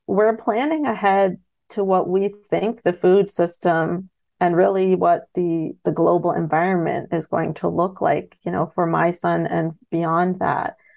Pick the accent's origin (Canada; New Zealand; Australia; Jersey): Canada; London, Ontario; also born or lived in Middlesex Centre, Ontario; I grew up in London, Ontario, in the suburbs.